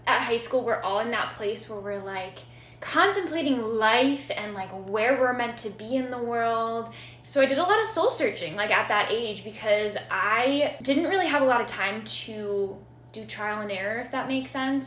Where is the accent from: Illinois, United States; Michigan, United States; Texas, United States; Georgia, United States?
Illinois, United States; Chicago; I am from Chicago. I grew up in West Rogers Park neighborhood, so kind of been here almost all my life since I was four